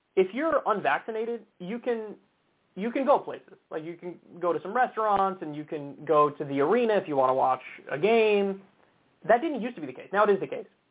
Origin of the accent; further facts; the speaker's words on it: New York, United States; my home state of New York